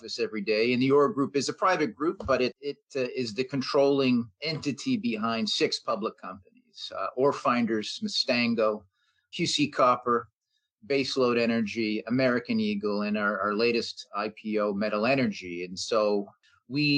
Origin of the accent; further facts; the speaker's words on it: Canada; being a Canadian, being based here